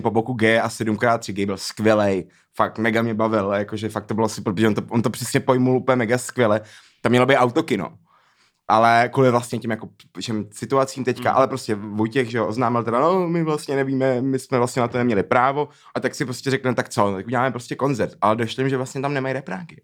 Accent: Prague, Czechia; moved away; also born or lived in Tunisia (ancestry); já opět tam přijel jako ten Pražák

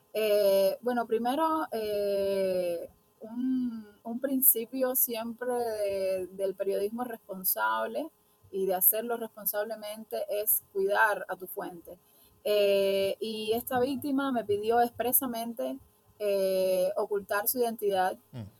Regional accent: Cuba; somos mujeres cubanas

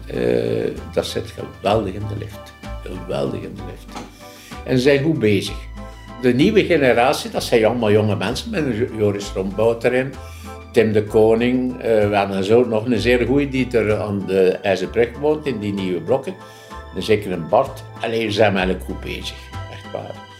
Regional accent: Ghent, Flanders, Belgium; Ik ben op Meulensteen geboren.

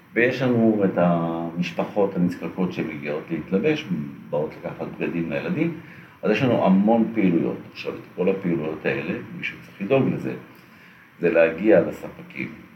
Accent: Holon, Tel Aviv District, Israel; now in Ramat Gan, Israel; אני נולדתי בג'סי כהן בחולון, שכונת מצוקה, חדר וחצי, עשרה נפשות

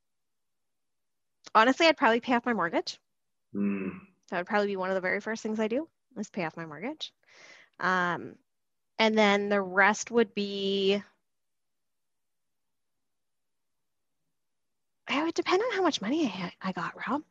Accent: Abbotsford, British Columbia, Canada; I grew up in Abbotsford

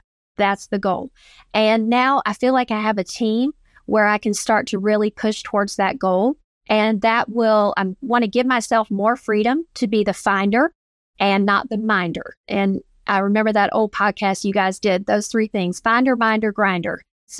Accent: Georgia, United States; I'm from Georgia. I am a woman. There, I was taught that there are no boundaries

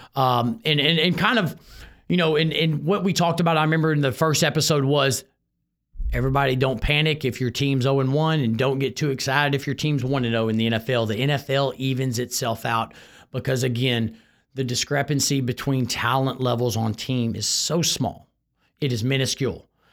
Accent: Houston, Texas, United States; I grew up in North Shore. He grew up in Channelview, which if you know Houston area, those two suburbs right next to each other.

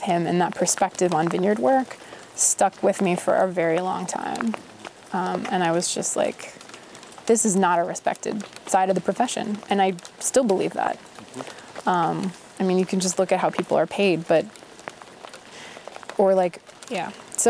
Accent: Midwest, United States; I come from the Midwest, like, I want to work hard, and I don't want to be bad at a job

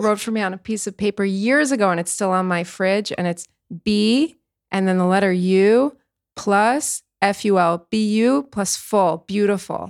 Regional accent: United States; now in Israel; We're both from the States

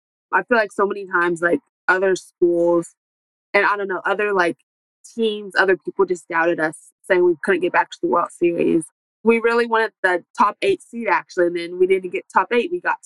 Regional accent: Topeka, Kansas, United States; I'm from Topeka, Kansas. So my house, like, we're literally, like, 3.5 hours from Oklahoma City.

